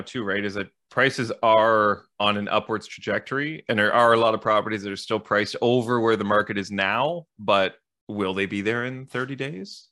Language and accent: English; Ottawa, Ontario, Canada; I grew up in the East End. So I'm now in the West End. And to your point, Dave, it was a big shift to go from East Ottawa to West Ottawa